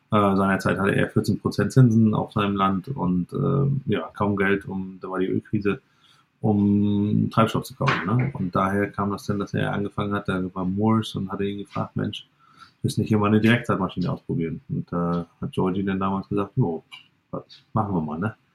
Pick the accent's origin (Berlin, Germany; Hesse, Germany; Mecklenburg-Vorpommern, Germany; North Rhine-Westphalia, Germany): Mecklenburg-Vorpommern, Germany; Stralsund; also born or lived in Canada; Ich bin gebürtiger Stralsunder und ähm, ja, wollte eigentlich in Kanada leben und habe aber meine Frau nicht rübergekriegt. Und daher äh, ja, bin ich dann wieder zurückgekommen äh, nach 15 Jahren Kanada und ähm, ja, bin jetzt wieder hier auf dem Betrieb, wo ich groß geworden bin